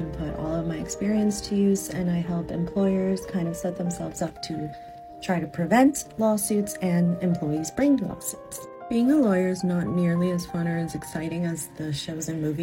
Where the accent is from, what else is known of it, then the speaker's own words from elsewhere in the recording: Naples, Florida, United States; also born or lived in San Diego, California / Dominican Republic (ancestry); now in New York City, United States; I spent the majority of my upbringing in Naples, Florida